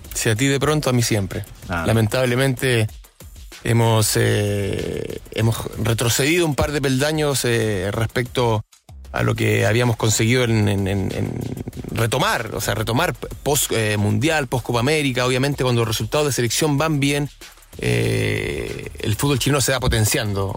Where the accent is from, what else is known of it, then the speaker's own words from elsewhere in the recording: Chile; como chilenos